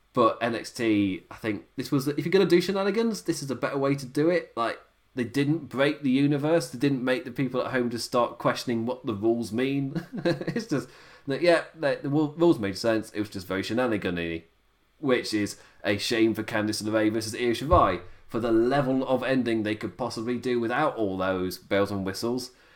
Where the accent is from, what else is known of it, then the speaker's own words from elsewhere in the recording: Nottingham, East Midlands, United Kingdom; I'm from Nottingham.